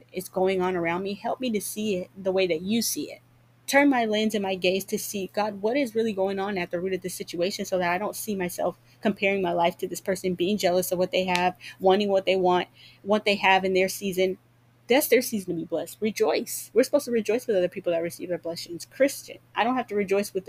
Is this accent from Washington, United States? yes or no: yes; Seattle, Washington, United States; moved away; also born or lived in Georgia; I'm from Seattle and I moved back here from Georgia a couple years ago during COVID